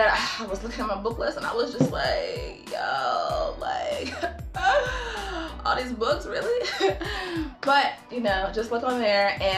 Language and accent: English; Greensboro, North Carolina, United States; moved away as an adult; also born or lived in California; get an internship back here in my hometown, Greensboro, North Carolina